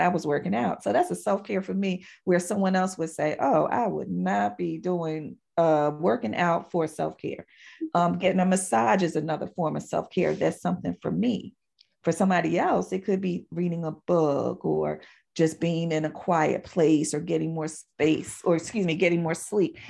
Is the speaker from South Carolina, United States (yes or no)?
no; Philadelphia, Pennsylvania, United States; moved away; I am originally from Philadelphia, Pennsylvania